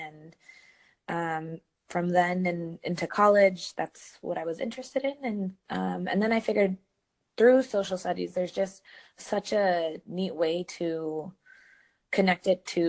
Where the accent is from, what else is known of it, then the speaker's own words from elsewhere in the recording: California, United States; moved away as an adult; also born or lived in Bay Area / Central Valley; now in New Orleans, United States; I am originally from California, most recently from the Bay Area, before that, the Central Valley. And I decided to move to New Orleans.